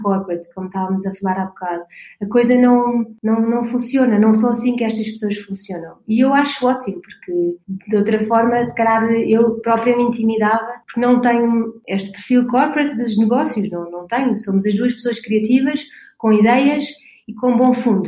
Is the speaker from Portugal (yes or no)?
yes; Portugal; eu sou portuguesa